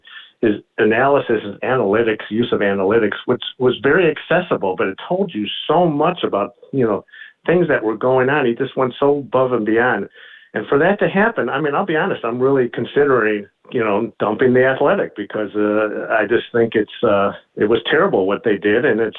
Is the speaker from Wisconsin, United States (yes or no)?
no; Chicago, Illinois, United States; I grew up in the North Side, but my dad was a Sox fan, so hence I became a Sox fan.